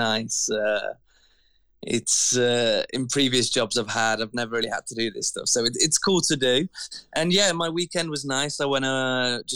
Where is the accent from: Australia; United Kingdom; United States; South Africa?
United Kingdom; England; moved away as an adult; now in Vancouver, Canada; Growing up in England